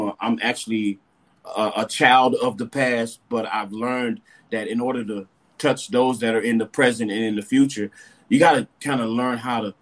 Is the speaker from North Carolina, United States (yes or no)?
no; Dallas, Texas, United States; moved away; also born or lived in Marysville, California / Moscow, Idaho; I grew up in Dallas, went to school at Marysville, California, graduated from University of Idaho in Moscow